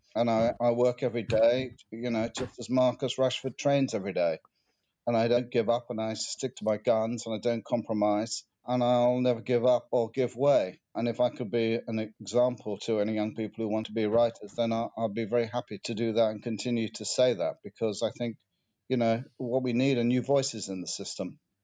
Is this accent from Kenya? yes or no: no; United Kingdom; what makes me British? What do I like about being British? Do I feel British?